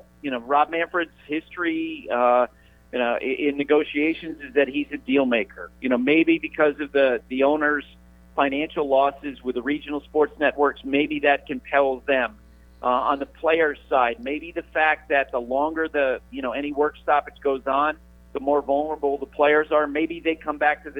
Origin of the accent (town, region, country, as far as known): Randolph Center, Vermont, United States; moved away